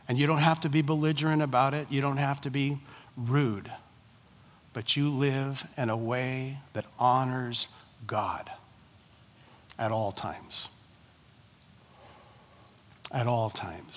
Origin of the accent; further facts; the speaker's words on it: United States; I am first and foremost a Christian who happens to be an American.